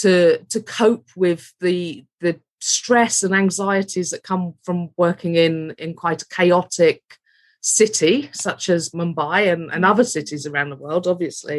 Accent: London, United Kingdom; also born or lived in Hampshire / South Wales; now in Rhondda Valleys, United Kingdom; Moved here from Hampshire, although I'm originally from West London.

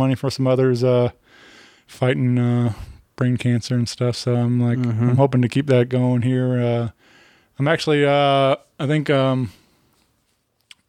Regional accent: Wentzville, Missouri, United States; I grew up out in Wentzville

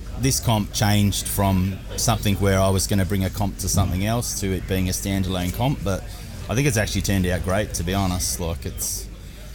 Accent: Horsham, Victoria, Australia; my hometown, Horsham

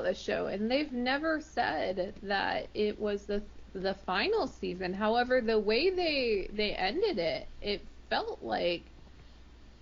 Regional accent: United States; I'm American

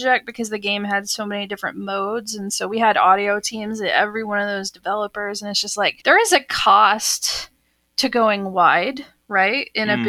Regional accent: Texas, United States; moved away as an adult; also born or lived in Austin, Texas / Seattle; as a kid growing up in Texas

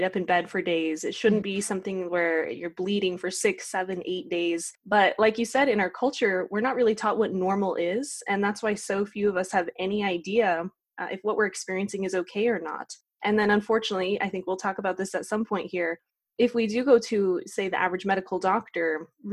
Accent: Utah, United States; I grew up in middle of nowhere, Utah, on a ranch

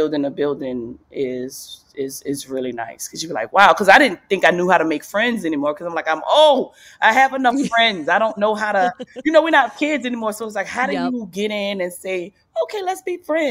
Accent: New Orleans, Louisiana, United States; moved away; I grew up in New Orleans, and New Orleans is a huge football city

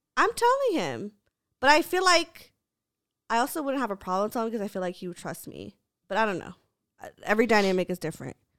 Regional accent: United States; my parents are immigrants, so they were raised in the Philippines, I was raised in America

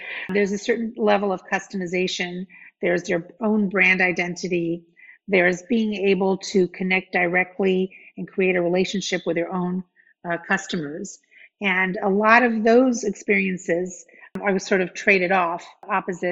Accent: New York City, New York, United States; moved away as an adult; I grew up in Brooklyn, New York. So I'm you know, far away from where I grew up

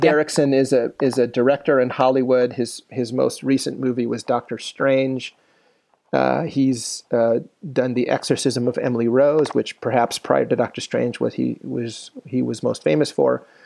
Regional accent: Philippines; moved away; I grew up in the Philippines

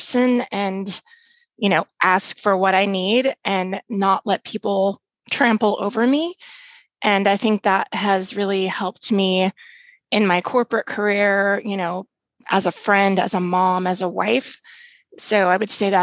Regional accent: Oregon, United States; also born or lived in Minnesota; Originally from Minnesota, but have been raised in Oregon. So grew up in a small town in Oregon

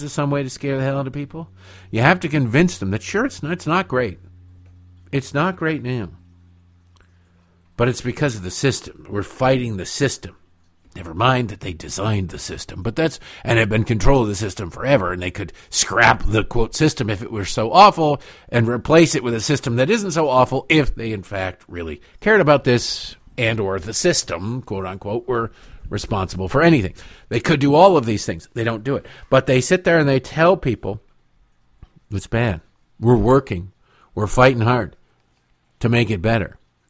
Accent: Detroit, Michigan, United States; Growing up in Detroit, Detroit is a pit. Detroit is a disaster.

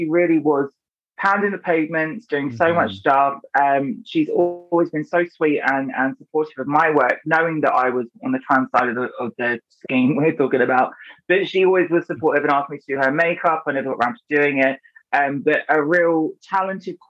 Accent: Brighton, South East England, United Kingdom; I grew up in Brighton

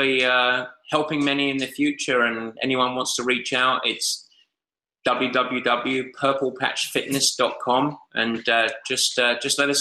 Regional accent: England, United Kingdom; I'm English

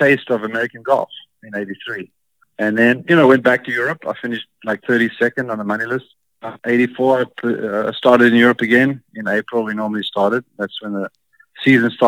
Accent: Cape Town, Western Cape, South Africa; I grew up in Cape Town, and it's like San Francisco.

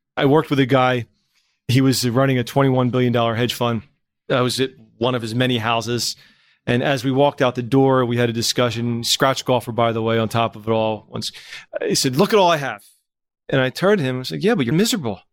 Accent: Trenton, New Jersey, United States; growing up in Trenton

